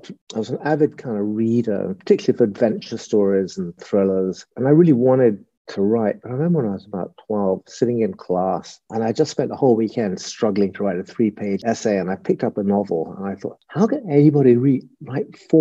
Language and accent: English; Brighton, South East England, United Kingdom; also born or lived in Surrey; I was born in Brighton